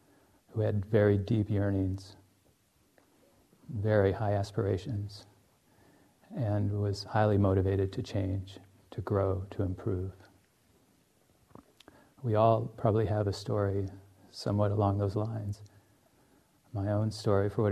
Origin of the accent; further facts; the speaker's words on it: United States; also born or lived in Finland; as an American